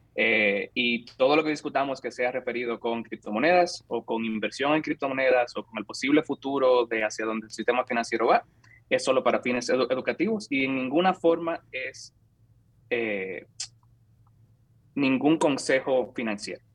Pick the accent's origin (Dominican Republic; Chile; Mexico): Dominican Republic; San Francisco de Macorís, Duarte; moved away as an adult; also born or lived in Santo Domingo, Dominican Republic; now in San Francisco, United States; Nací, crecí, me eduqué en República Dominicana. Soy de San Francisco de Macorís, ahí viví hasta los 18 años.